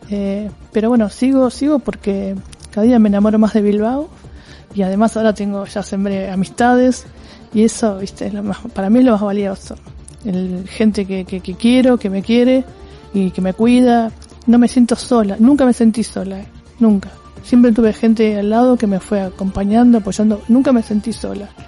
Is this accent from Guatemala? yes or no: no; Argentina; en principio soy naturalmente resiliente, como muchos argentinos, ¿no?